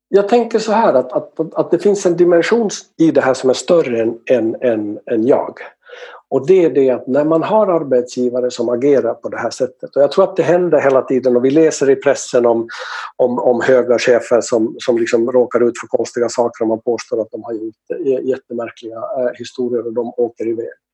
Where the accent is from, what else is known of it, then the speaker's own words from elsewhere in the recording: Finland; now in Sweden; Jag är från Finland